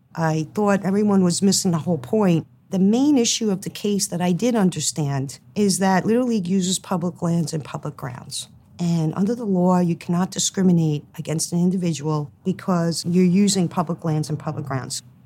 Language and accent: English; Hoboken, New Jersey, United States; when I was growing up in Hoboken, the athletics for girls was basically non existent